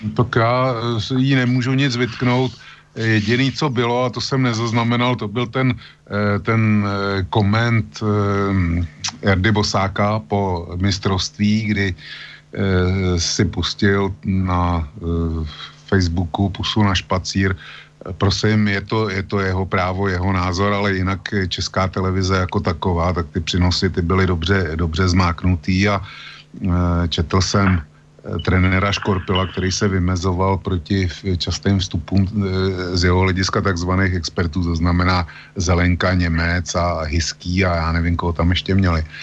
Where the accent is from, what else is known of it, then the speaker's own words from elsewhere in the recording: Plzeň, Plzeň Region, Czechia; u nás v Plzni